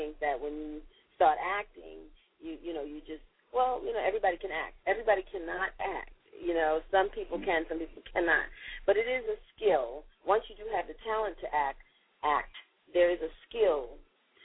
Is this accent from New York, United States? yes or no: yes; New York City, New York, United States; I was born and raised in Brooklyn, New York, in the Brownsville section of Brooklyn.